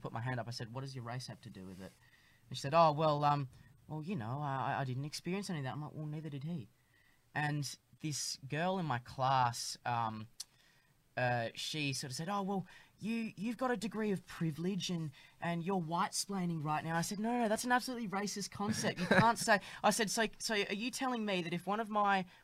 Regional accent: Perth, Western Australia, Australia; now in Melbourne, Australia; when I was younger growing up in Perth

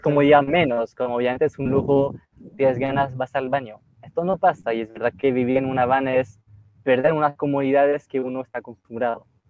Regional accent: near Lille, Hauts-de-France, France; Spanish is a second language; moved away as an adult; also born or lived in Chile; Yo soy del norte, como muy cerca de Bélgica, cerca de Lille, la ciudad de Lille

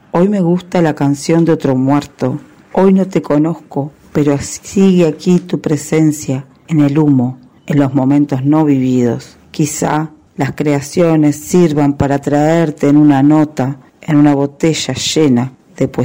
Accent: Uruguay; soy uruguaya

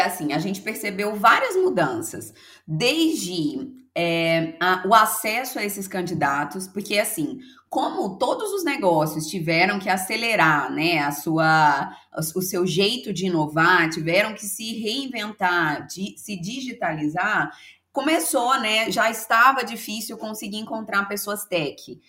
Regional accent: Belo Horizonte, Minas Gerais, Brazil; eu sou de Belo Horizonte, sou mineira de BH

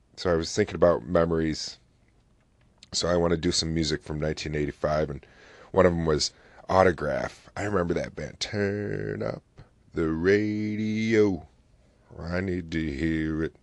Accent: New Haven, New York, United States; also born or lived in Oswego, New York; I grew up in a little town called New Haven, and not New Haven, Connecticut, but New Haven, New York

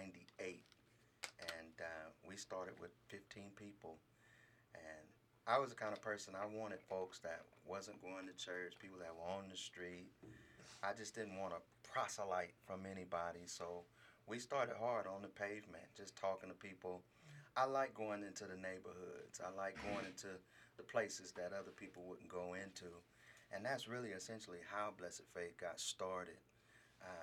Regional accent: Los Angeles, California, United States; moved away as an adult; also born or lived in Stockton, California; Originally from Los Angeles. I'm from a little quiet town called South Central Los Angeles

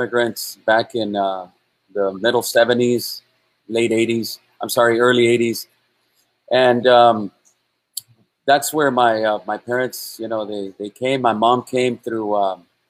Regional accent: Los Angeles, California, United States; also born or lived in Durango, Mexico; I was born in East Los Angeles, and I grew up there in the Maravilla projects

